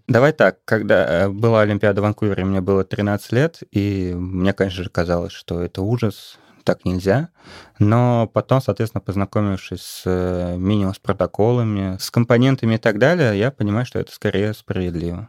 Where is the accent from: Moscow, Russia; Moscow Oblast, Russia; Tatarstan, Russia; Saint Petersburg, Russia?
Saint Petersburg, Russia; я из Петербурга